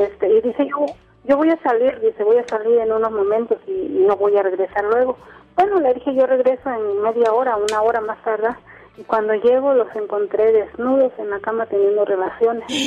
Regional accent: Huatulco, Oaxaca, Mexico; now in Oaxaca, Mexico; soy de Huatulco, de Bahía de Huatulco

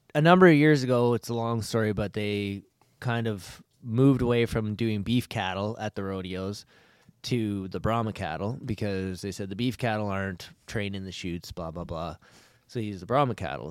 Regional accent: Alberta, Canada; I'm from Alberta

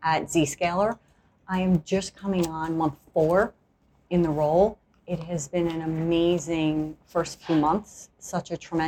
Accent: New York City, New York, United States; My home state, my home city here

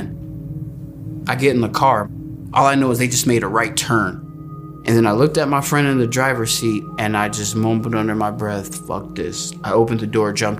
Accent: Antelope Valley, California, United States; I am from the Antelope Valley, a couple hours south of Los Angeles, California

